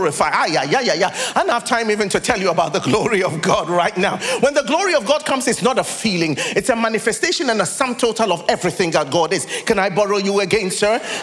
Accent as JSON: {"language": "English", "country": "Ghana", "also_born_or_lived": "United Kingdom", "moved": "as an adult", "said": "I'm from Ghana"}